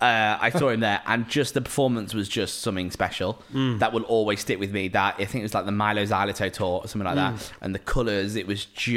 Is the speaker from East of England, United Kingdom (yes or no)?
no; Lancashire, North West England, United Kingdom; I'm from Lancashire.